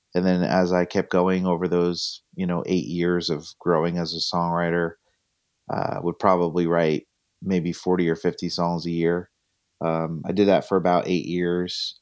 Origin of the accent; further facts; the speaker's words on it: Northwest New Jersey, United States; I'm from Northwest New Jersey